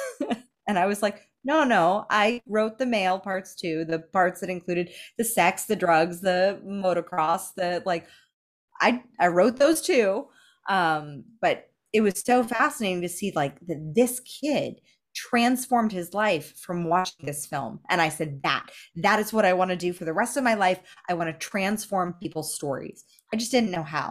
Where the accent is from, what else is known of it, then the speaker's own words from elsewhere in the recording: Los Angeles, California, United States; the only model that I had growing up in Los Angeles